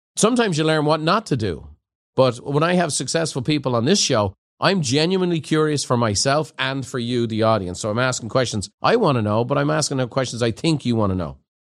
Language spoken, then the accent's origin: English; Ireland; moved away; growing up in Ireland in a pub